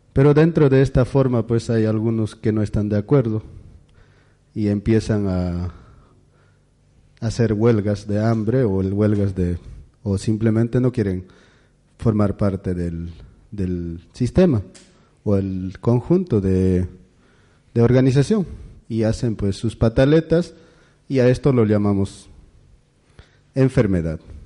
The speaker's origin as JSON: {"language": "Spanish", "region": "Cusco", "country": "Peru", "tie": "born or raised there", "second_language": "Spanish", "moved": "yes", "said": "mi pueblo es conocido con la nación Kero, que somos alrededor de 4.000 personas"}